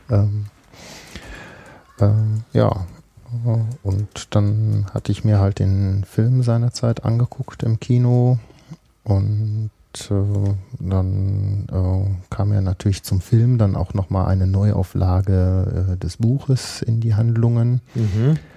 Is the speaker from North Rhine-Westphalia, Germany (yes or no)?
yes; Bielefeld, North Rhine-Westphalia, Germany; äh, komme aus der Stadt, die es nicht gibt.